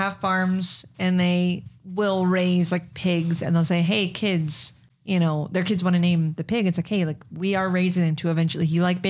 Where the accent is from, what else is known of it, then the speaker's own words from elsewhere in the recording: United States; as an American